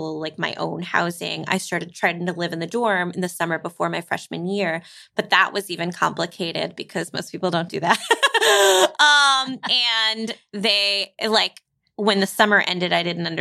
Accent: New York City, New York, United States; I grew up in New York City

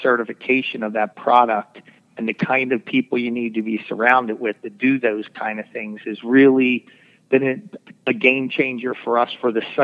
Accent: Philadelphia, Pennsylvania, United States; I grew up in Northeast Philadelphia

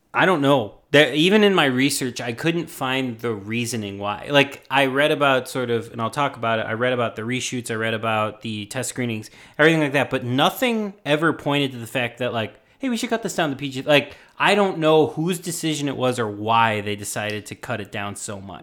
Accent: Chicago, Illinois, United States; I'm from Chicago and we don't know how to do French accents

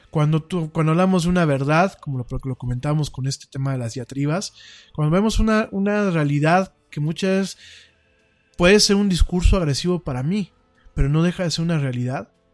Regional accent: Mexico; Cuando yo critico a mi pueblo, cuando yo critico a los mexicanos, me critico dentro de este espectro

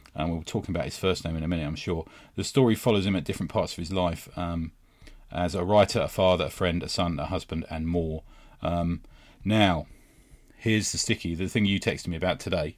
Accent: London, United Kingdom; growing up in West London

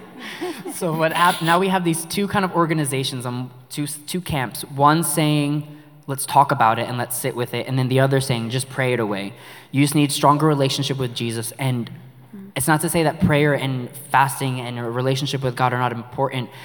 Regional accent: New York City, New York, United States; accent: New York; moved away; we're from New York if you haven't heard our accent

